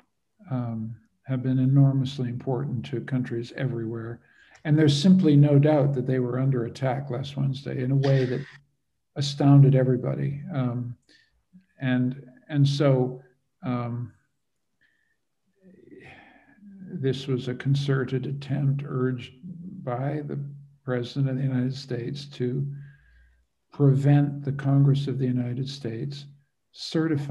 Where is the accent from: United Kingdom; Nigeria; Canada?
Canada; also born or lived in Europe; I'm a Canadian